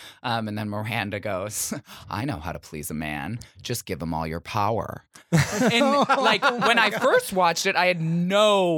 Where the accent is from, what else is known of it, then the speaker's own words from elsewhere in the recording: Michigan, United States; In Michigan.